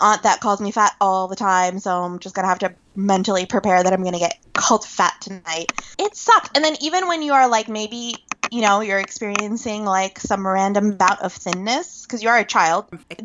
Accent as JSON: {"language": "English", "region": "Northern Virginia", "country": "United States", "tie": "born or raised there", "said": "where I was growing up in Northern Virginia"}